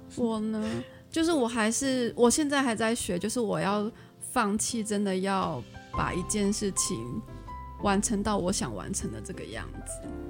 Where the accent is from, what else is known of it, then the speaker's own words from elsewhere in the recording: Taiwan; accent: Taiwanese Mandarin; 我的发音很台湾国语